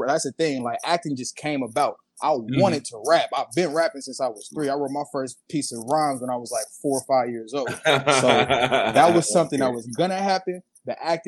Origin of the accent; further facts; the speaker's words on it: California, United States; also born or lived in Minneapolis, Minnesota, United States; I moved to California when I was 5